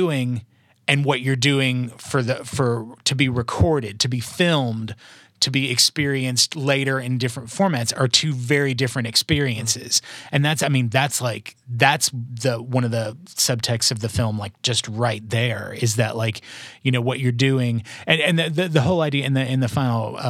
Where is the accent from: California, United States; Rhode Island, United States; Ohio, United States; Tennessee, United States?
Tennessee, United States; Mount Juliet; also born or lived in New York; I grew up in Mount Juliet from when I was 5 years old till well, I mean, until I went away to college